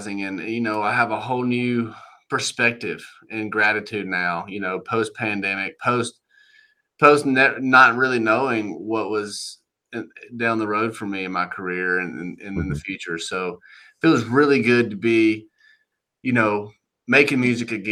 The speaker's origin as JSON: {"language": "English", "town": "Monroe", "region": "Georgia", "country": "United States", "tie": "born or raised there", "moved": "as an adult", "lives_now": "Nashville, United States", "said": "I moved from Monroe, Georgia."}